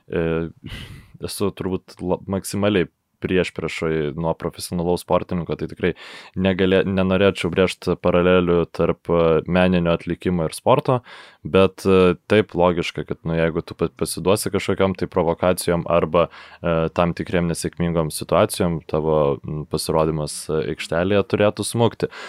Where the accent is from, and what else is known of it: Lithuania